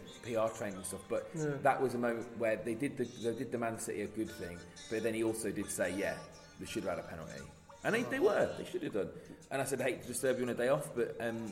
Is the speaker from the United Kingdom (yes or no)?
yes; Leicester, East Midlands, United Kingdom; I'm from Leicester.